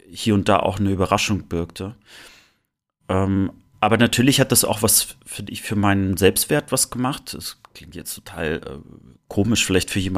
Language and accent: German; East Germany, Germany; was hat eigentlich deine und meine Jugend mit uns im Osten gemacht?